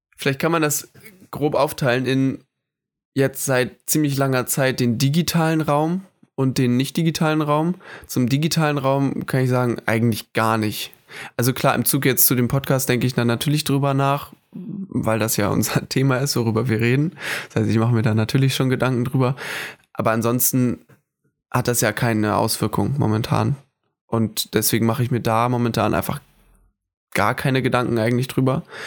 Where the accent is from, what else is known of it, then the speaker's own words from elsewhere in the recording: Hamburg, Germany; moved away as an adult; also born or lived in Föhr, Schleswig-Holstein / Oldenburg, Lower Saxony; ich bin in Hamburg geboren tatsächlich und habe auch eine, eine, enge Verbundenheit zu dieser Stadt. Hab da gelebt, bis ich zwölf war ungefähr